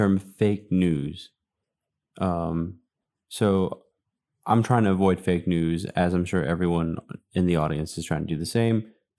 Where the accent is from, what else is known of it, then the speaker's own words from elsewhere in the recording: Miami, Florida, United States; moved away; I'm originally from Miami, Florida